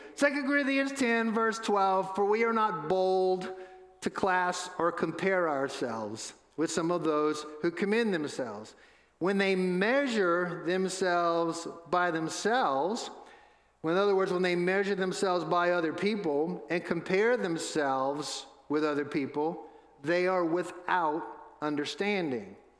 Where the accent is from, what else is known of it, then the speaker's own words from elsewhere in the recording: New Orleans, Louisiana, United States; I was born and raised in New Orleans